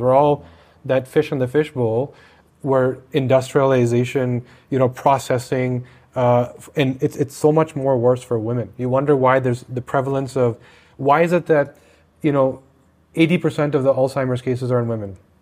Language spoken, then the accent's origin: English; Canada; I'm Canadian